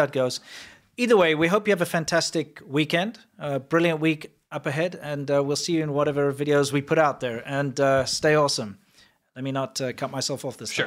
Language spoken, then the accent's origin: English; South Africa; moved away; also born or lived in China; growing up in South Africa